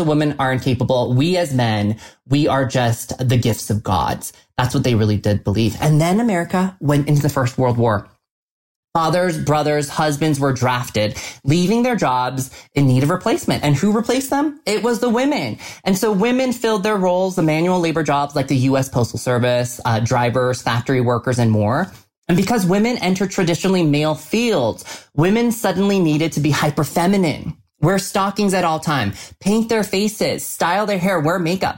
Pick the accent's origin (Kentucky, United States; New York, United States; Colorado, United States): Colorado, United States; Colorado Springs; born or raised there